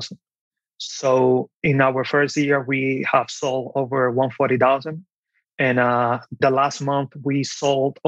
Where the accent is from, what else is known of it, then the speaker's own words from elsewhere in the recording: Dominican Republic; moved away as an adult; also born or lived in New York, United States; now in Pennsylvania, United States; I was born and raised in the Dominican Republic. I came to this country when I was 18 years old